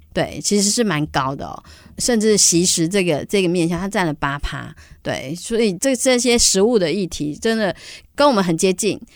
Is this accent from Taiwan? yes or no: yes; Banqiao, New Taipei, Taiwan; also born or lived in Matsu; 我是台北，呃，算是板，我是板桥人，在都会长大的小孩